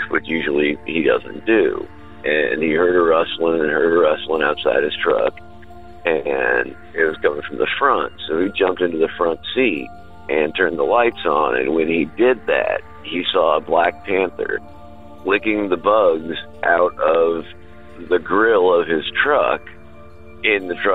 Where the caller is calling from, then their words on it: Nashville, Tennessee, United States; I'm calling from Nashville, Tennessee.